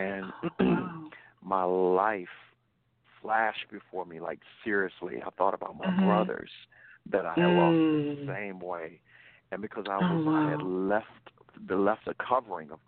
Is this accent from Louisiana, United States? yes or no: yes; Louisiana, United States; accent: Southern; moved away; I'm from the South. I'm from Louisiana